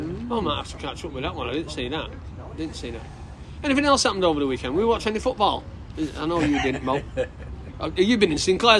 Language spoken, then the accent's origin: English; Oldham, North West England, United Kingdom; I'm from Oldham